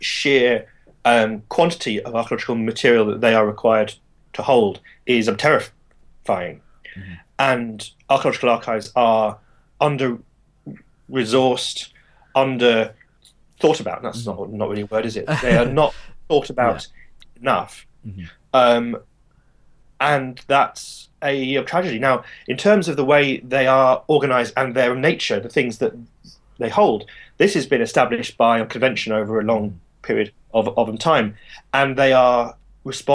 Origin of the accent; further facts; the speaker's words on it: United Kingdom; I'm a British archaeologist